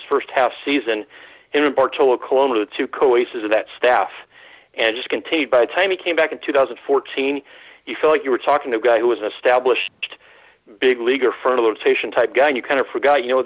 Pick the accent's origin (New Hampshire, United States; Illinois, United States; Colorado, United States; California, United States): California, United States; Bay Area; I grew up in the Bay Area